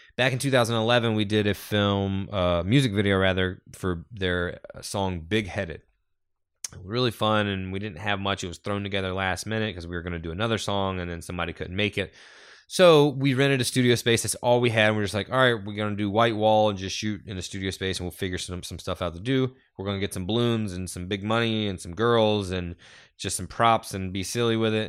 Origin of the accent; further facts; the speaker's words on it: North Carolina, United States; Growing up in North Carolina, we all took this story for granted because we were all taught this story.